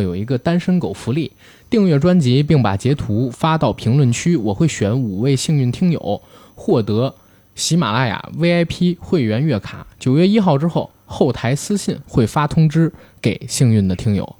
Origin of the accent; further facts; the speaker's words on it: Beijing, China; accent: Beijing; 我们带这个北京儿化音特重